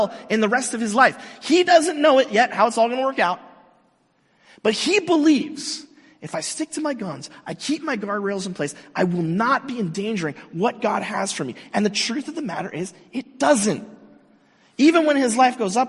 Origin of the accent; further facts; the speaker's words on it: Mission Viejo, California, United States; I grew up in Southern California. I grew up here in Mission Viejo